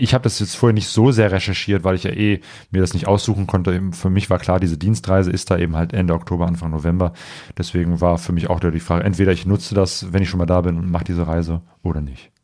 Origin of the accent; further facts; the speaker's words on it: Germany; Als Deutscher